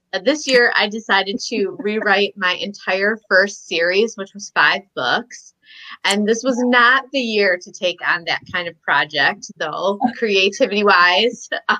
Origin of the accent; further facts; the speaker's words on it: Michigan, United States; now in Chicago, United States; I'm from Chicago. I grew up in Michigan. But I've lived here in Chicago even longer.